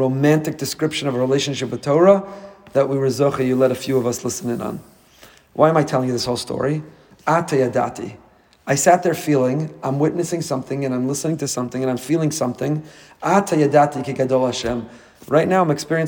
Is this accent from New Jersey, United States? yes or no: yes; Teaneck, New Jersey, United States; moved away as an adult; now in Boca Raton, United States; I grew up with him in Teaneck